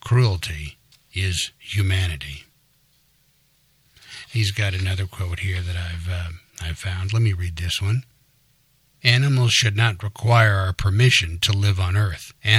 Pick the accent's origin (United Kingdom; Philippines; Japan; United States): United States; Midwest; I grew up in the Midwest